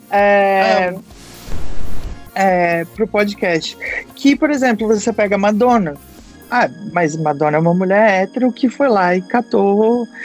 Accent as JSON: {"language": "Portuguese", "town": "Curitiba", "region": "Paraná", "country": "Brazil", "said": "É porque você sabe que eu vim de Curitiba, então é, lá tem uma grande cultura de teatro."}